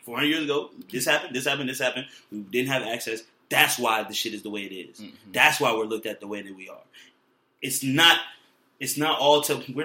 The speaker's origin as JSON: {"language": "English", "area": "Fairfax County", "region": "Northern Virginia", "country": "United States", "tie": "born or raised there", "lives_now": "Richmond, United States", "said": "growing up in Fairfax County"}